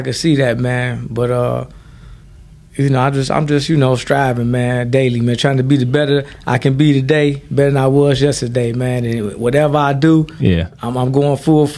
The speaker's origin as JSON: {"language": "English", "town": "Detroit", "region": "Michigan", "country": "United States", "tie": "born or raised there", "said": "I'm from Mac and Van Dyke Seminole."}